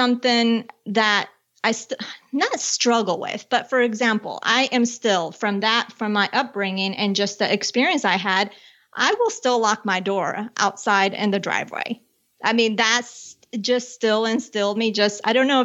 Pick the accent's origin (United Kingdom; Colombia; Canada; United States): Colombia; I was born in Colombia and I grew up with my father's American, my mom's from Colombia. And there was one point in our life where we were living outside of Bogota.